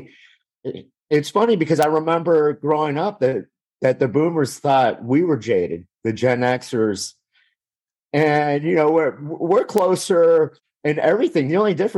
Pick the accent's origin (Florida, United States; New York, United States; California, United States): Florida, United States; Miami; also born or lived in Louisiana; I was born and raised in Miami.